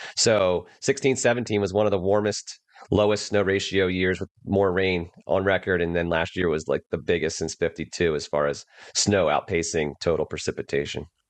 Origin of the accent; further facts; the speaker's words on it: New Jersey, United States; moved away as an adult; I grew up on the East Coast, on the beach